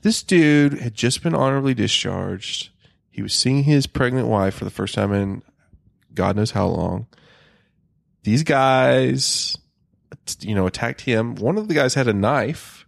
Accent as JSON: {"language": "English", "region": "the South", "country": "United States", "said": "I'm from the South"}